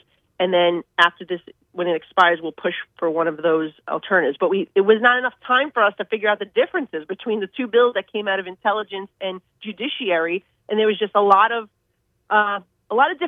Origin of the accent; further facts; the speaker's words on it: New York City, New York, United States; I'm from New York City